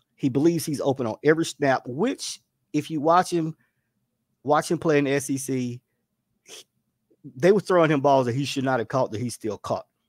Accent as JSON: {"language": "English", "region": "the South", "country": "United States", "said": "as a Southerner"}